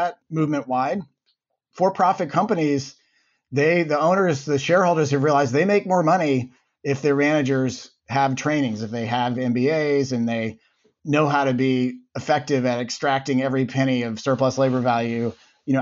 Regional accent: Birmingham, Alabama, United States; moved away as an adult; also born or lived in Cambridge, Massachusetts; I grew up in Birmingham, Alabama.

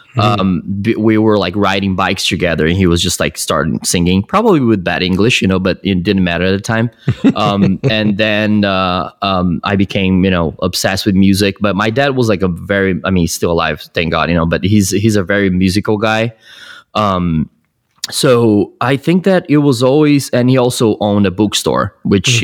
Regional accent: Brazil; moved away as an adult; now in United States; I was born in Brazil. I moved here uh, when I was 20

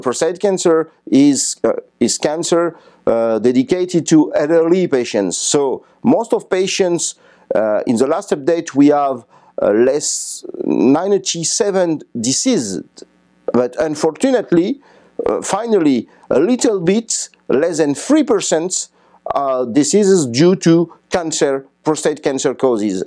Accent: France; I come from France.

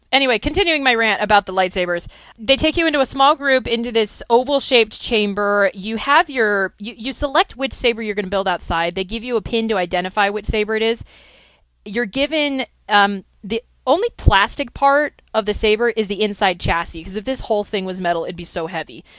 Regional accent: California, United States; I am from California

